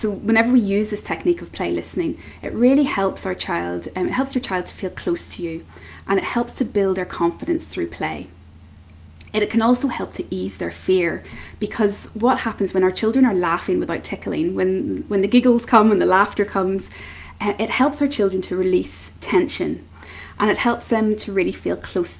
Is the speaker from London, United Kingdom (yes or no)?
no; Belfast, Northern Ireland, United Kingdom; I'm from Belfast in Northern Ireland.